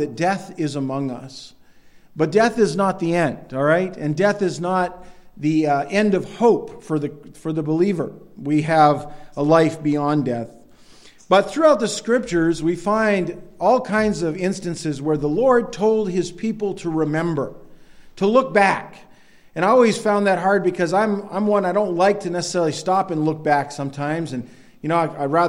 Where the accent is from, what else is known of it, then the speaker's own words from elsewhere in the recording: Northern Maine, United States; growing up in Northern Maine